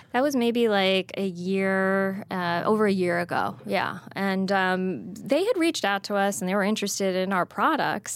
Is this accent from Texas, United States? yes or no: no; New Jersey, United States; I grew up in Jersey